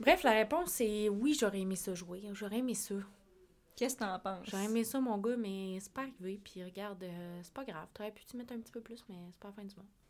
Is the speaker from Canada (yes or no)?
yes; La Pocatière, Quebec, Canada; also born or lived in Sept-Îles; moi, j'étais de la Pocatière